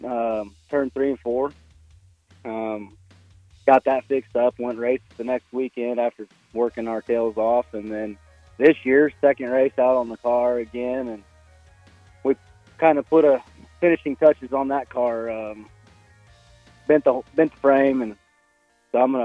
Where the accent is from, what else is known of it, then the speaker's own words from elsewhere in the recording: Lakin, Kansas, United States; I'm from Lakin, Kansas. I was born and raised here